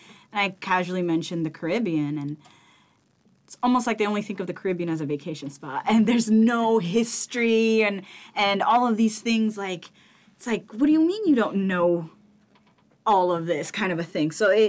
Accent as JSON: {"language": "English", "country": "Ethiopia", "moved": "yes", "lives_now": "United States", "said": "I'm from Ethiopia."}